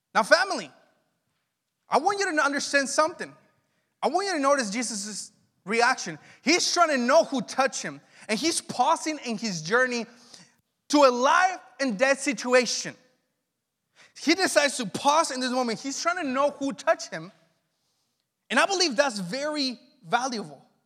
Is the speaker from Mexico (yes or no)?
yes; Mexico; also born or lived in Los Angeles, United States; now in Northern California, United States; Growing up in Mexico